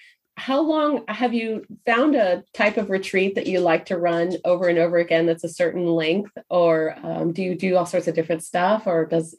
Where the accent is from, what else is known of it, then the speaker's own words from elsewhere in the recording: California, United States; I was born in California.